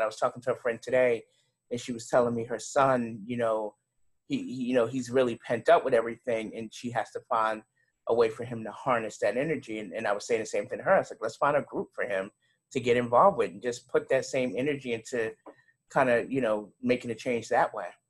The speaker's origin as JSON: {"language": "English", "town": "New York City", "region": "New York", "country": "United States", "accent": "New York", "moved": "yes", "lives_now": "Charlotte, United States", "said": "I'm originally from Brooklyn, New York."}